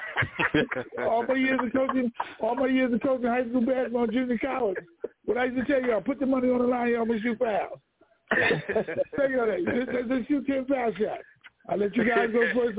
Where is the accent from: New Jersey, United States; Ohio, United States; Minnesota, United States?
New Jersey, United States; Trenton; moved away as an adult; also born or lived in Elizabeth City, North Carolina; now in Lumberton, United States; my hometown of Trenton, New Jersey